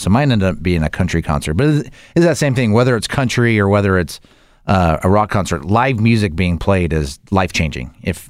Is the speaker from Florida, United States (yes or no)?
no; Utah, United States; because I grew up in Utah, and there was this restaurant called the Scone Cutter.